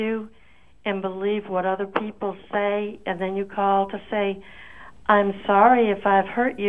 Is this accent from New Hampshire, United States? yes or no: yes; Portsmouth, New Hampshire, United States; I'm from Portsmouth, New Hampshire.